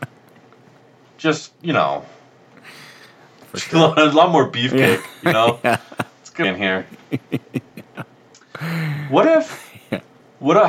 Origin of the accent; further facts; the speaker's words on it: United States; as an American